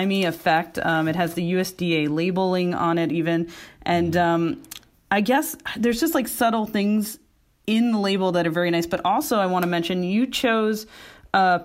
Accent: New York City, New York, United States; I'm a very Brooklyn-born, raised person

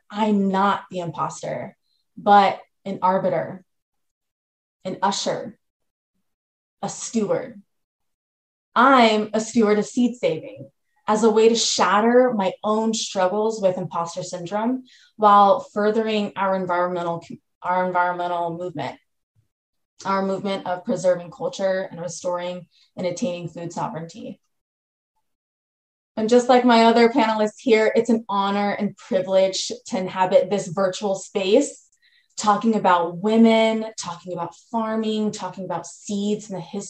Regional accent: United States; I'm a first generation Filipino American

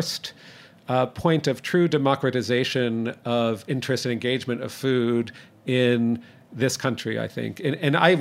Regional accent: Toronto, Ontario, Canada; also born or lived in New Jersey; now in New York, United States; I grew up in Toronto.

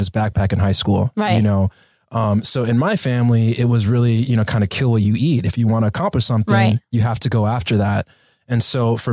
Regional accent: Los Angeles, California, United States; born and raised here

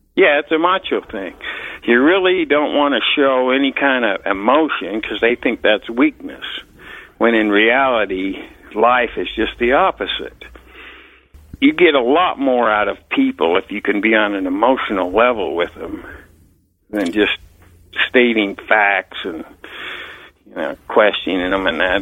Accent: Salt Lake City, Utah, United States; moved away as an adult; also born or lived in Green River, Utah / Park City, Utah; now in Colorado, United States; I grew up in Salt Lake City, Utah

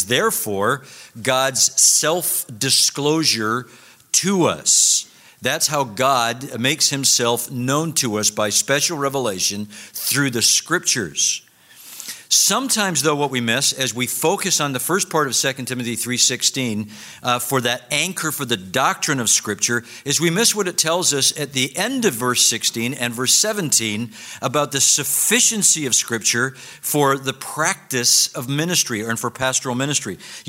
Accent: Scotland, United Kingdom; when Dr. Garner introduced me and said I was from Scotland, I realized that I was probably going to disappoint all of you that I don't sound like Sinclair Ferguson up here.

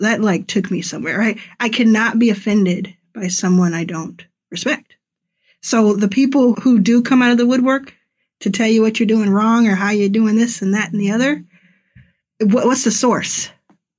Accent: Dallas, Texas, United States; moved away as an adult; also born or lived in Pearland, Texas; now in Los Angeles, United States; I grew up in Dallas

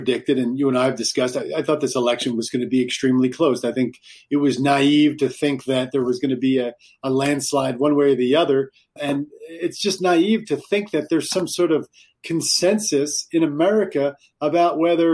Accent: New Jersey, United States; my home state of New Jersey

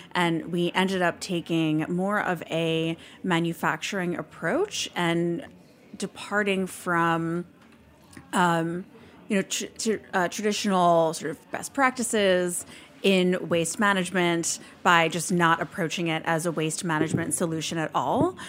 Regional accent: New York City, New York, United States; I'm from New York, and I grew up near what used to be the biggest landfill in the world that was New York's primary landfill

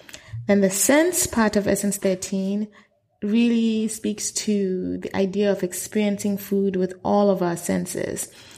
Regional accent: Accra, Greater Accra, Ghana; I was born and raised in Accra, Ghana.

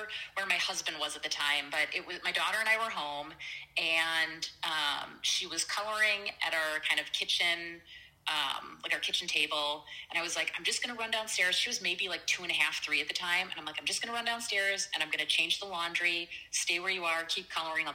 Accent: Wisconsin, United States; also born or lived in California; I was born and raised in Wisconsin

